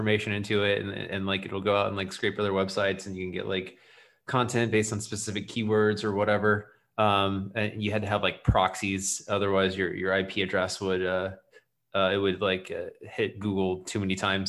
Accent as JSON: {"language": "English", "region": "Florida", "country": "United States", "said": "being from Florida and like the South"}